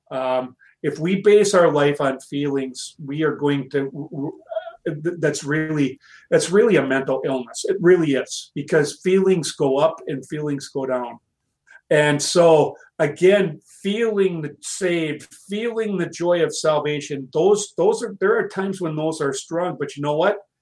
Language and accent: English; United States; as American Christians in this wonderful country of ours